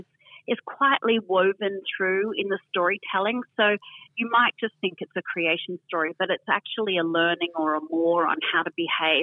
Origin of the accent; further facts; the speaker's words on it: Caloundra, Queensland, Australia; I grew up on the Sunshine Coast and love it. And I grew up in a place called Caloundra.